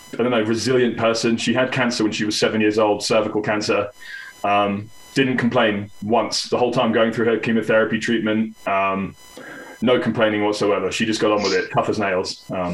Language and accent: English; Petersfield, South East England, United Kingdom; moved away as an adult; also born or lived in Portsmouth; now in Colorado, United States; I was born in Portsmouth, south of England, which is the Navy city. Just born there and lived in Petersfield my whole life up until April last year when I moved to Colorado.